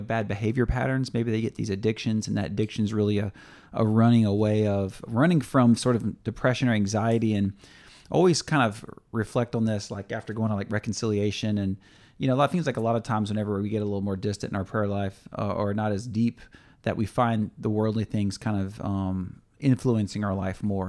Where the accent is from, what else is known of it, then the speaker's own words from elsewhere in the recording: Louisiana, United States; we're from Louisiana, L S U fans